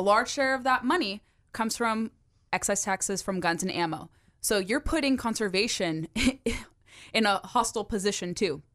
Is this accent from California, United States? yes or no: yes; California, United States; now in Virginia, United States; my home state of California